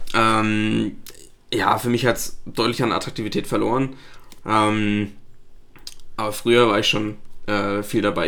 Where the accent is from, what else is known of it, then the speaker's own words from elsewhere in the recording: Flensburg, Schleswig-Holstein, Germany; ich komme aus Flensburg